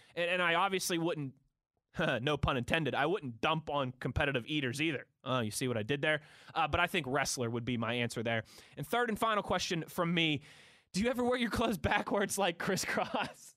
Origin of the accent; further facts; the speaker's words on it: Pittsburgh, Pennsylvania, United States; also born or lived in Ohio / New Jersey / Philadelphia; I'm born and raised in Pittsburgh, I love it here.